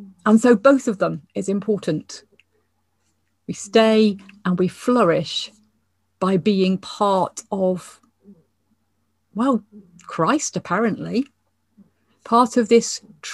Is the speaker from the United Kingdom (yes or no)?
yes; England, United Kingdom; now in Scotland, United Kingdom; as an English person